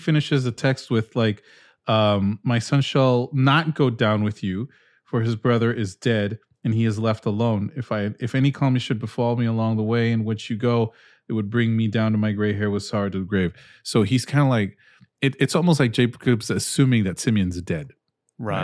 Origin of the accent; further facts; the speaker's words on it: Peru; moved away; I grew up in Peru